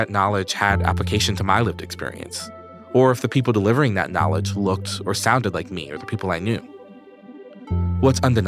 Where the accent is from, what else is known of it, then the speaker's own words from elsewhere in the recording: New York, United States; I grew up in New York.